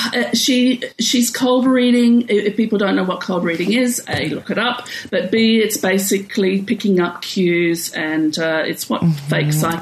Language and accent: English; Australia; as an Australian